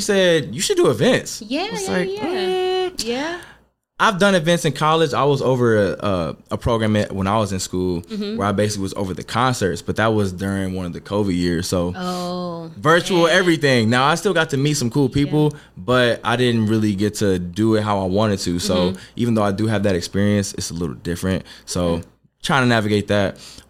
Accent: Cincinnati, Ohio, United States; okay, I'm from Cincinnati, what's up, you know what I mean, because I like to show that, I like to show that love.

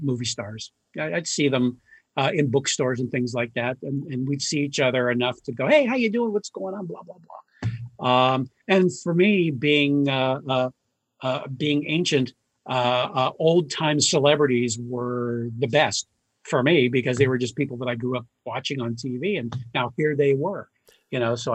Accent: Youngstown, Ohio, United States; moved away as an adult; also born or lived in New York / Los Angeles; now in Cleveland, United States; in my hometown of Youngstown, Ohio.

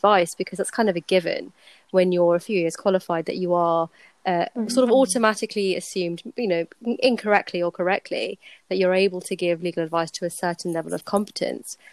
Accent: Slough, South East England, United Kingdom; my dad runs a private practice firm in my hometown, and I ended up working with him, training, learning a lot

